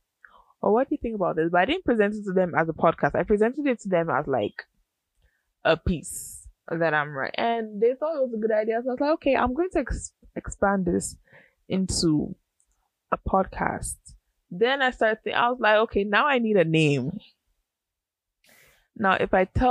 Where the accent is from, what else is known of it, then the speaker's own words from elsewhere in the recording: United States; also born or lived in Ghana; I'm a first gen American.